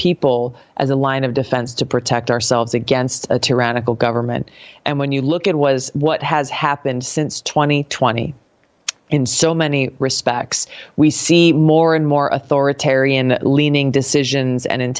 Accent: Hawaii, United States; growing up in Hawaii

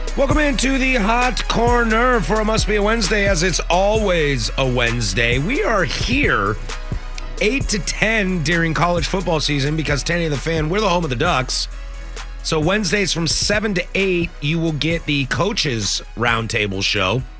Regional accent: Spokane, Washington, United States; also born or lived in Vancouver, Washington; I was born in Spokane. I lived there till I was eleven.

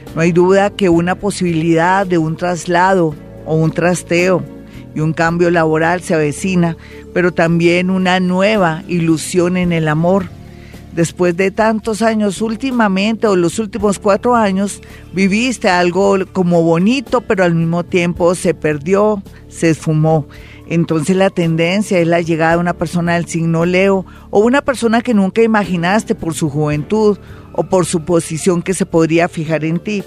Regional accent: Mexico; soy mexicana

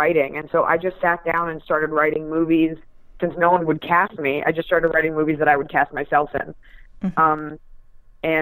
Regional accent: United States; I am an American.

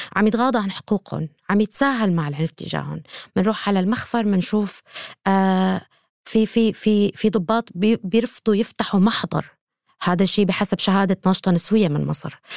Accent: Syria; أنا كأمرأة سورية

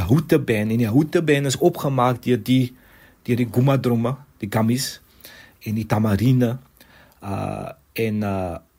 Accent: Cape Town, Western Cape, South Africa; waar ons vandag is as Suid-Afrikaners en as Kaapenaars

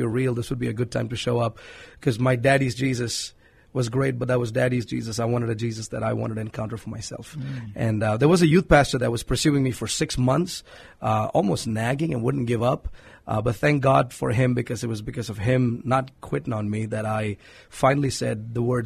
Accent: Hyderabad, Telangana, India; moved away as an adult; now in San Antonio, United States; I was born and raised in India, in a city called Hyderabad in South India.

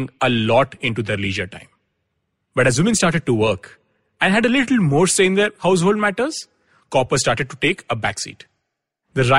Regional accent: Anand, Gujarat, India; I grew up in Anand, a sleepy town in Gujarat

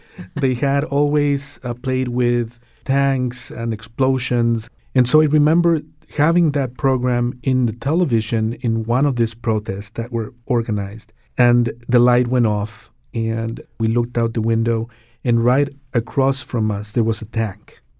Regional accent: Santiago, Santiago Metropolitan Region, Chile; now in Connecticut, United States; I was raised in Chile during the, uh, Pinochet regime

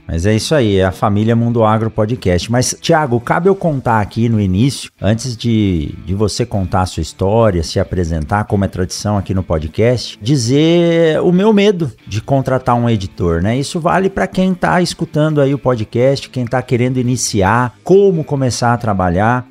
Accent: São Paulo, Brazil; now in Mato Grosso, Brazil; eu sou nascido em São Paulo e eu conheci praticamente a cidade de São Paulo andando de bicicleta com os meus amigos

